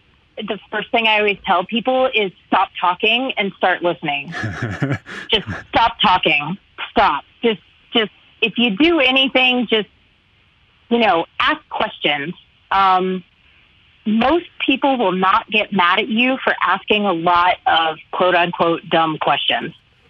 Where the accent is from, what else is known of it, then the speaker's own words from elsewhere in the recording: the South, United States; I'm from the South. I'm long-winded. I love to talk.